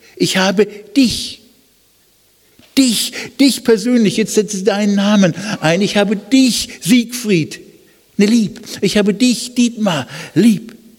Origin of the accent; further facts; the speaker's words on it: Germany; als Deutsche